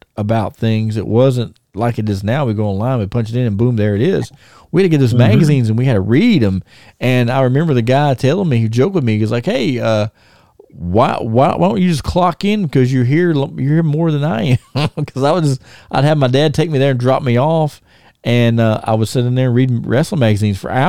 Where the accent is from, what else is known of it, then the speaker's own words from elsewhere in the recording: Thomasville, United States; moved away; we had this little store in Thomasville where I used to live. It was called the News Center. They sold the magazines and they sold newspapers, and they were like one of the first stores there in my hometown